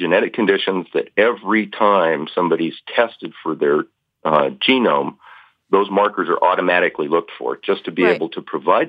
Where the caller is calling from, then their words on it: Longview, Washington, United States; I'm calling from Longview, Washington.